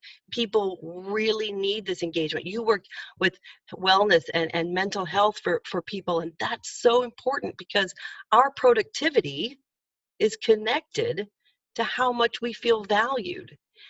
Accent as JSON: {"language": "English", "region": "Indiana", "country": "United States", "tie": "born or raised there", "said": "back to the days when I was a kid in Indiana. Changing my accent a bit to be better understood"}